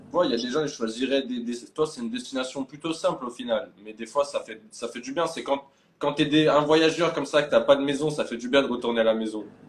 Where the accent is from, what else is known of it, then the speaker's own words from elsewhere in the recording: France; moved away as an adult; now in Thailand; en tant que Français ayant grandi en France, même si j'ai bougé un peu